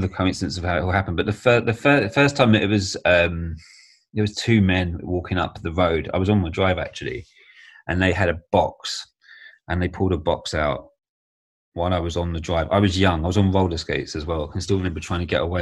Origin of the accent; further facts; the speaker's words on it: Kent, near Dartford, South East England, United Kingdom; also born or lived in Herne Bay; I grew up in a village called Downth in Kent near Dartford.